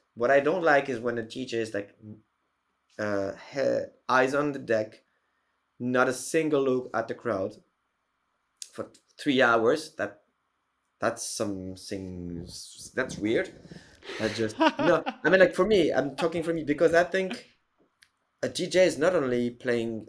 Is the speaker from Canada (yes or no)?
no; Paris, Île-de-France, France; in Paris, in my hometown